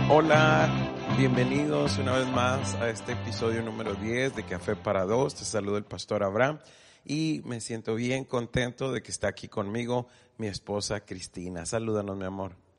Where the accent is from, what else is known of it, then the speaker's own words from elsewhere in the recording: Mexico; aunque somos mexicanos los dos, hablamos español